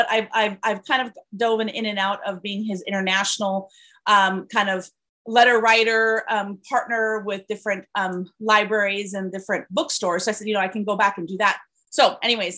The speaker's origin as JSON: {"language": "English", "town": "Caracas", "region": "Capital District", "country": "Venezuela", "tie": "born or raised there", "also_born_or_lived": "California", "moved": "as an adult", "lives_now": "United States", "said": "I was born and raised in Venezuela. I came here as an international student, actually, in 1991."}